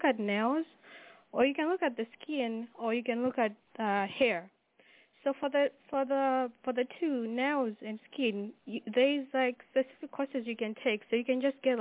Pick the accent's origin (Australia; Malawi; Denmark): Malawi; moved away; I am from Malawi